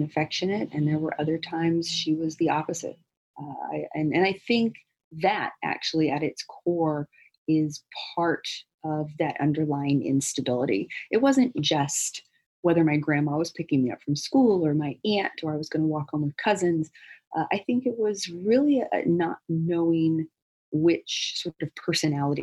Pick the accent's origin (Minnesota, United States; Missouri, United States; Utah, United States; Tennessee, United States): Missouri, United States; also born or lived in Louisiana; I was born in Louisiana, but we moved to Missouri where his family was